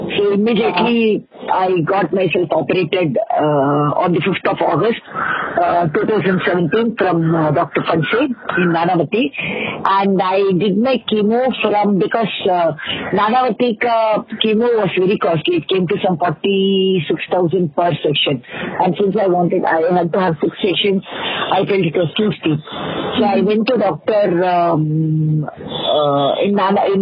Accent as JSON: {"language": "English", "town": "Mumbai", "region": "Maharashtra", "country": "India", "tie": "born or raised there", "also_born_or_lived": "Andhra Pradesh", "said": "I was born in Andhra. I was brought to Mumbai when I was just about 4 months old"}